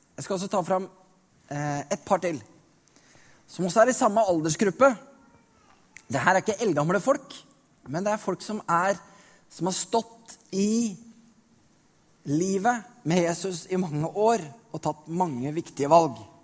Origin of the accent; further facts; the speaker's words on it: Norway; Jeg er født i Norge